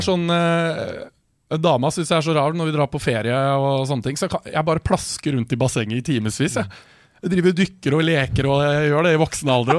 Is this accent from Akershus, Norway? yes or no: yes; Årnes, Akershus, Norway; also born or lived in Kongsvinger / Skarnes; når jeg begynte i eh, fjerde klasse, så flytta vi til Årnes